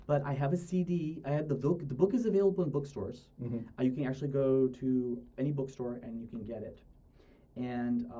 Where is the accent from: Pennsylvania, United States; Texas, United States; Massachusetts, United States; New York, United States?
Massachusetts, United States; moved away as an adult; also born or lived in Ohio; now in Daejeon, South Korea; I'm from Massachusetts